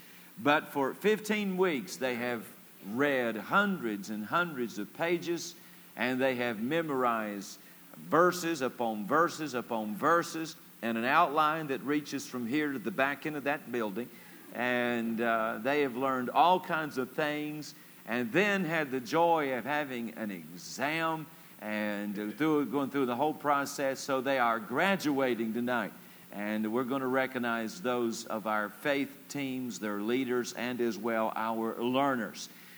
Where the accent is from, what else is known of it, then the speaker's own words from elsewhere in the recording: Palm Beach, Florida, United States; I'm from Palm Beach, Florida. I don't know how to count.